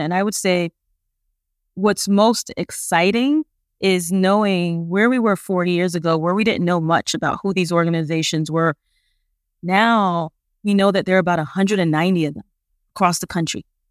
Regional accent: New York City, New York, United States; I'm originally from Brooklyn, New York

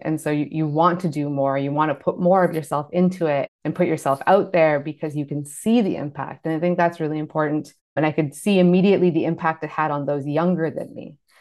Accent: Canada; I was born in Canada

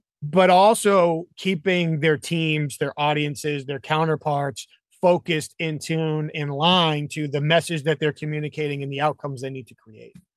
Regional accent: New England, United States; I grew up in New England

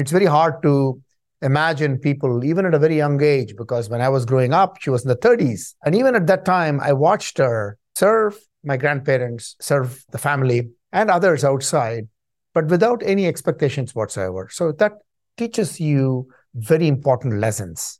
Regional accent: Chennai, Tamil Nadu, India; moved away as an adult; also born or lived in Canada; now in United States; I was born in Chennai, India, which used to be called Madras in those days

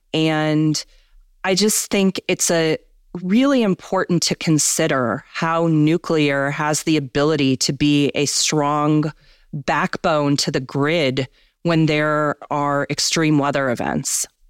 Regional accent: Midwest, United States; I grew up in the Midwest

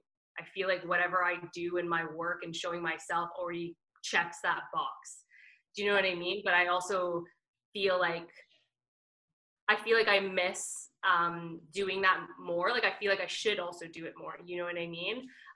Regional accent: Trinidad & Tobago; The only thing I know that I'm Trinidadian for like dancing, like that instant groove is just like in me.

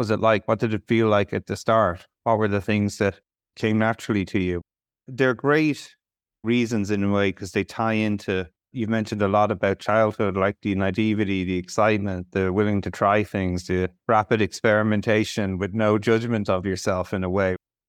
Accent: Ireland; As an Irish person, it breaks my heart.

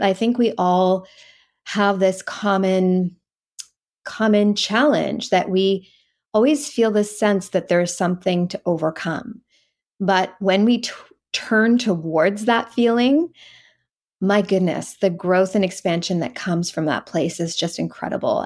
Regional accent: East Coast of Canada, Canada; moved away; I grew up on the East Coast of Canada

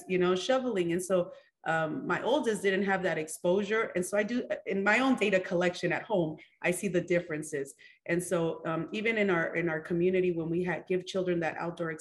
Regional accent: California, United States; moved away; I'm from California.

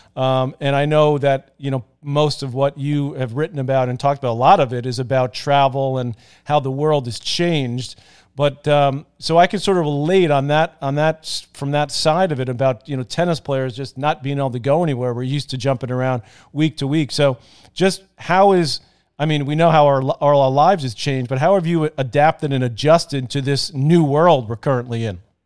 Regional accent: New York City, New York, United States; we used to play ping pong in our basement garage growing up in Douglaston, Queens

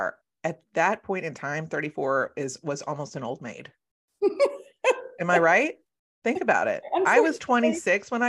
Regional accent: Philadelphia, Pennsylvania, United States; I'm a Philly girl.

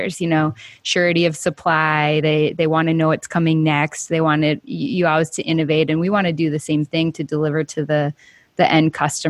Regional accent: Minnesota, United States; I'm from Minnesota, so it's basically Southern Canada

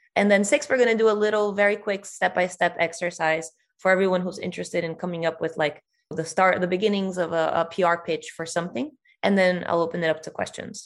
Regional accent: Brazil; if you're Brazilian, me, you don't think of yourself as Latin American

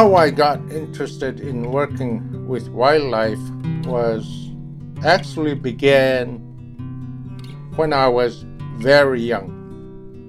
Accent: Nightmute, Alaska, United States; also born or lived in Bethel, Alaska; I was born here in Bethel, but I grew up on Nelson Island

